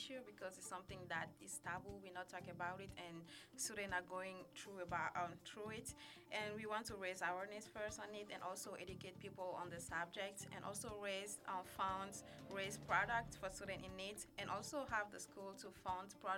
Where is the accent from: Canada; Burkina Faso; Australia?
Burkina Faso; now in Madison, United States; I'm originally from Burkina Faso in West Africa